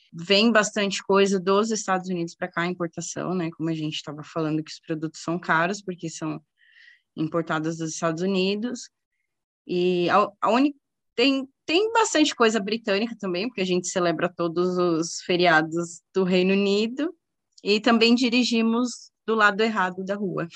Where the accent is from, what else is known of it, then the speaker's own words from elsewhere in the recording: Guarulhos, São Paulo, Brazil; moved away as an adult; also born or lived in Orlando, Florida; now in Bermuda; eu sou de Guarulhos